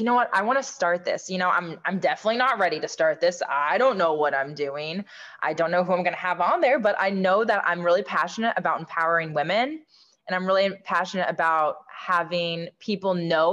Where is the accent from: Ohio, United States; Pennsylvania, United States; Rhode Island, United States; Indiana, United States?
Indiana, United States; Southern; Growing up in Southern Indiana